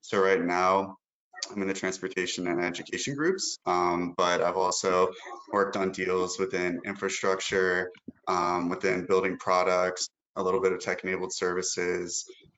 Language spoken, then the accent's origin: English; Bethesda, Maryland, United States; I'm originally from Bethesda, right outside DC.